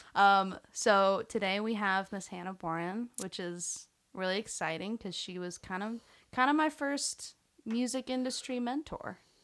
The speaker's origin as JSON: {"language": "English", "town": "Fort Worth", "region": "Texas", "country": "United States", "tie": "born or raised there", "said": "I grew up in Fort"}